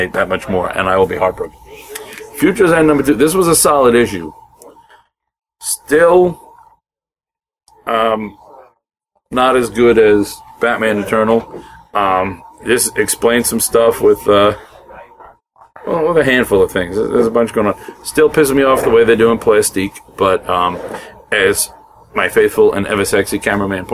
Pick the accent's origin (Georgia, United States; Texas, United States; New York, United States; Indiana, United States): New York, United States; Brooklyn, Long Island; I come from Brooklyn Italian to Long Island Italian